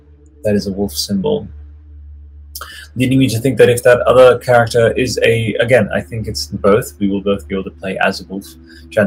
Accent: Italy; I grew up in Italy, surrounded by, like, dusty medieval fucking carpets

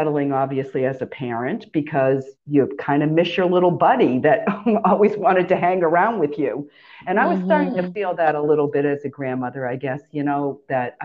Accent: Massachusetts, United States; moved away as an adult; also born or lived in Florida; Massachusetts is home

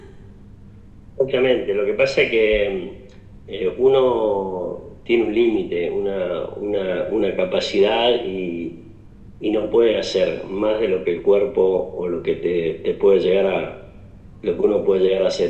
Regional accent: Justiniano Posse, Córdoba, Argentina; now in Justiniano Posse, Argentina; somos justamente de Justiniano Pose

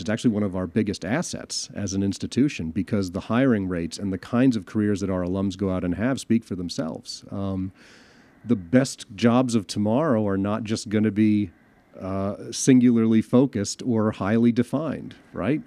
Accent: Chicago, Illinois, United States; moved away; my home town of Chicago

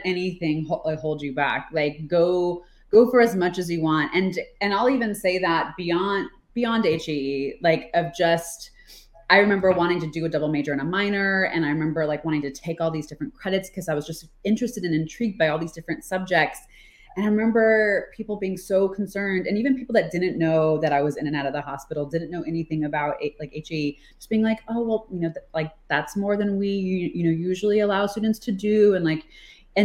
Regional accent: Florida, United States; moved away as an adult; also born or lived in Atlanta, Georgia; I'm from Florida and I was going to college at Emory University in Atlanta. So like I was in a different state than my family

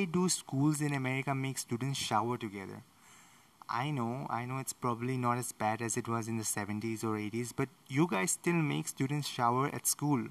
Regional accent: India; I'm from India

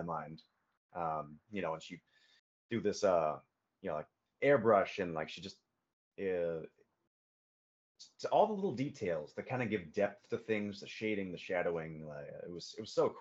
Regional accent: Massachusetts, United States; moved away; growing up in Massachusetts

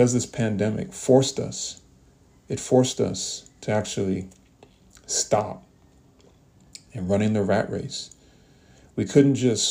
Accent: United States; We as a people that represent the United States of America

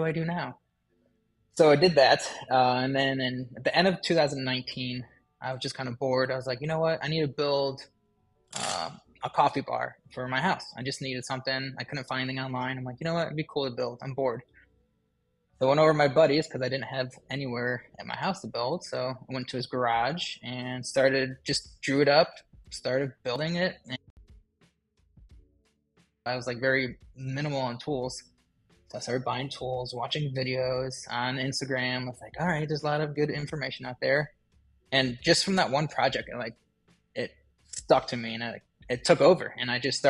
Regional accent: Ohio, United States; I'm a craftsman from Ohio

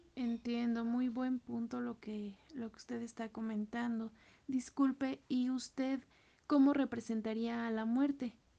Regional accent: Mexico; somos mexicanos y como mexicanos nunca debemos de olvidar pues el origen

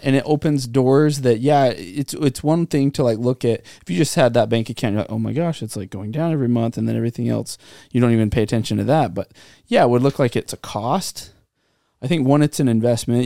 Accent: Santa Clara, California, United States; Growing up in Santa Clara

